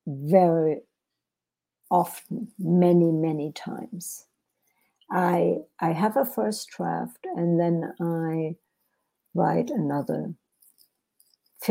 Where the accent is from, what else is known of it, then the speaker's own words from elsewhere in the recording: Germany; English is a second language; moved away as an adult; also born or lived in Europe; now in United States; English is actually my second language, because I was born in Germany and lived in Europe for many years before I came to the United States.